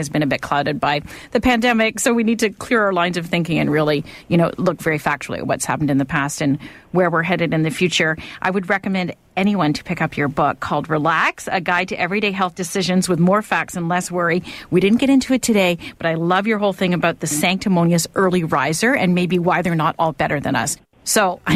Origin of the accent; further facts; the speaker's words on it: Winnipeg, Manitoba, Canada; I grew up in Winnipeg, Tim, and I walked to school